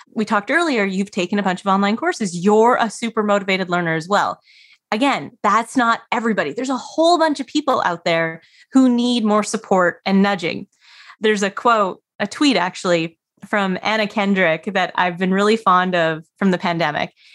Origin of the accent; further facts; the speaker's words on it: Canada; So I grew up in Canada, very cold, very snowy